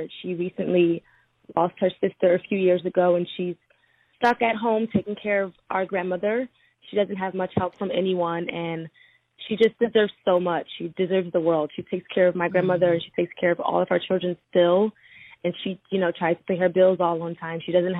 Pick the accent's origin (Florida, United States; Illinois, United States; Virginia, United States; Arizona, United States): Arizona, United States; Tucson; I'm from Tucson, Arizona, and I'm listening to my 92.9.